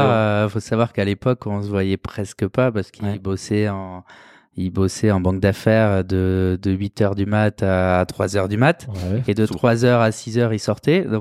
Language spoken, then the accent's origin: French; Toulouse, Occitania, France; now in Paris, France; on a grandi à Toulouse.